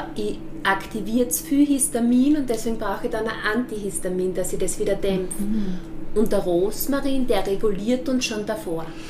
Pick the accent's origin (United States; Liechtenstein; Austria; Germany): Austria; als Österreicher